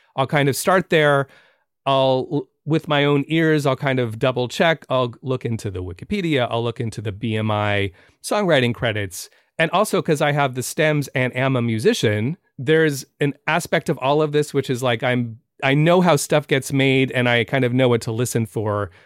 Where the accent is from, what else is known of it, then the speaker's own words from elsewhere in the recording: San Francisco, California, United States; moved away; also born or lived in New York; I'm from San Francisco